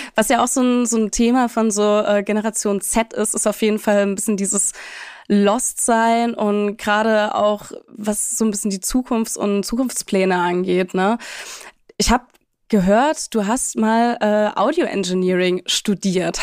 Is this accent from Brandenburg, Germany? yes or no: no; Leipzig, Saxony, Germany; wir sind beide Leipziger